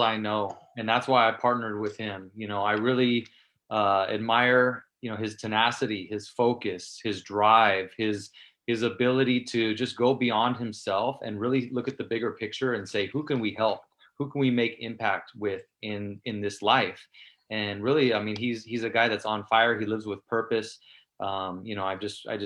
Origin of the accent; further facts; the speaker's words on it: San Mateo, California, United States; in San Mateo, where I grew up in the Bay Area